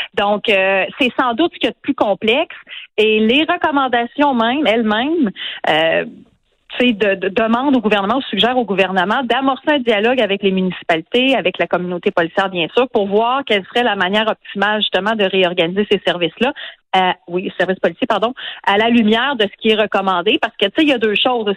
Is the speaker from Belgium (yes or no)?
no; Quebec City, Quebec, Canada; je viens de Québec. Je vous l'ai dit, j'ai grandi sur la rive sud et dans Louis Hébert, en banlieue ouest de Québec